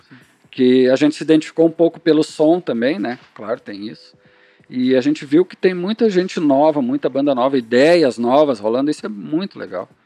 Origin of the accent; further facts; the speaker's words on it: Canoas, Rio Grande do Sul, Brazil; a gente é de Canoas